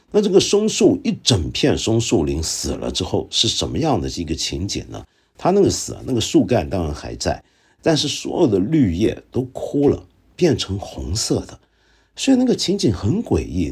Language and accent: Chinese; Hong Kong; 我在香港，我们香港人